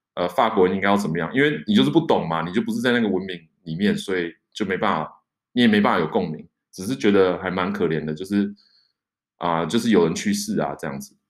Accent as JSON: {"language": "Chinese", "country": "Taiwan", "moved": "yes", "lives_now": "France", "said": "我是台湾来的"}